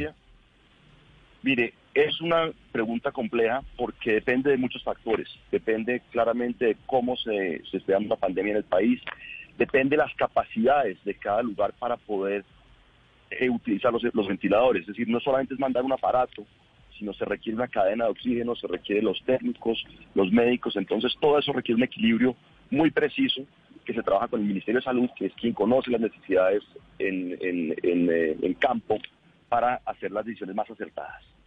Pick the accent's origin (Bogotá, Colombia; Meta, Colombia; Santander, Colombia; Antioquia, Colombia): Bogotá, Colombia; yo soy bogotano, quiero Bogotá